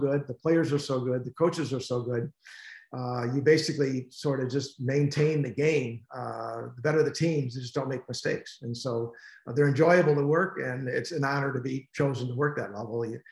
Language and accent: English; Western Springs, Illinois, United States; also born or lived in Indiana; We moved to Western Springs, Western suburbs